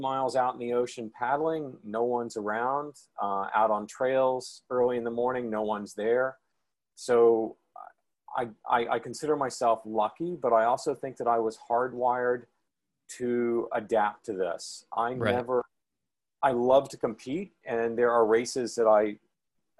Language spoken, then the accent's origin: English; Memphis, Tennessee, United States; moved away as an adult; also born or lived in Houston, Texas; I grew up in Memphis, Tennessee